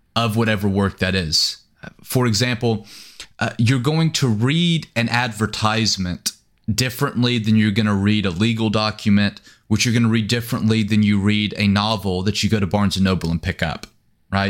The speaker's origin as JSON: {"language": "English", "region": "East Texas", "country": "United States", "tie": "born or raised there", "also_born_or_lived": "Oklahoma", "moved": "as an adult", "said": "I was born and raised here in East Texas"}